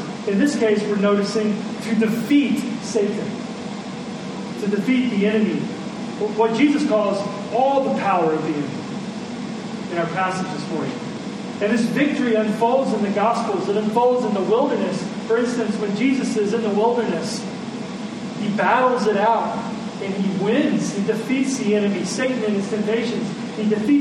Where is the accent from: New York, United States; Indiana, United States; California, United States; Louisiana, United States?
Indiana, United States; our little subdivision that we grew up in Indiana